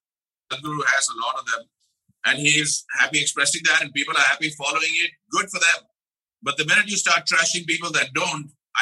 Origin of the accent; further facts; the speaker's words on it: India; The basis of religious philosophy in India, as I have grown up to understand it in the last 52 years